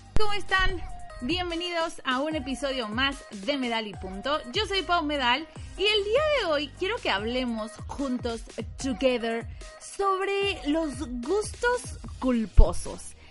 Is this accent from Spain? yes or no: no; Mexico; como buena mexicana